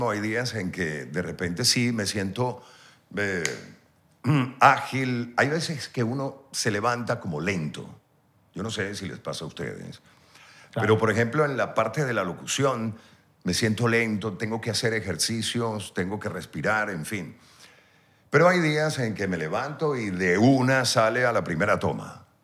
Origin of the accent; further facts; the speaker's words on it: Venezuela; accent: Venezuelan; siempre trataba en lo posible de pronunciar las R's, las S's, porque como venezolanos nos tragamos las J's